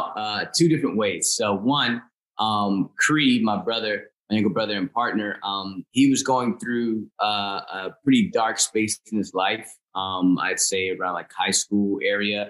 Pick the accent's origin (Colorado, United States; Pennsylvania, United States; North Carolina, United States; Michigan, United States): Pennsylvania, United States; Chester; also born or lived in Philadelphia, Pennsylvania; now in New Jersey, United States; I was born at a hospital in Chester, PA